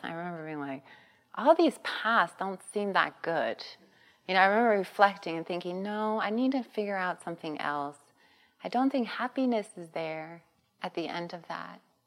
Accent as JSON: {"language": "English", "town": "Long Beach", "region": "California", "country": "United States", "tie": "born or raised there", "said": "I grew up in East Long Beach Compton border"}